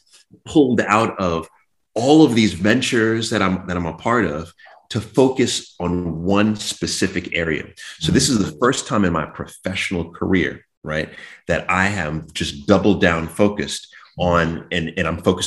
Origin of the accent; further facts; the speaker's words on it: Jamaica; I had, you know, I'm Jamaican, you know, Caribbean.